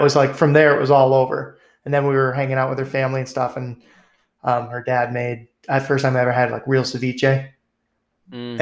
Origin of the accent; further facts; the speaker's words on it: New England, United States; growing up in New England